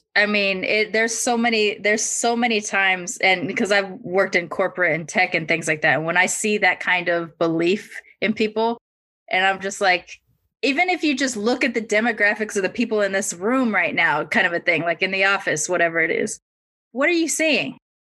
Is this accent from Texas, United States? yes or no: no; California, United States; as a Californian